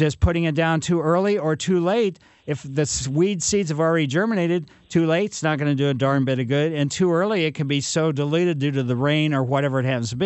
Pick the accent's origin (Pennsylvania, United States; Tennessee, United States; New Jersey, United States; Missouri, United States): Missouri, United States; Ellisville; I grew up in Maple Lane in Ellisville.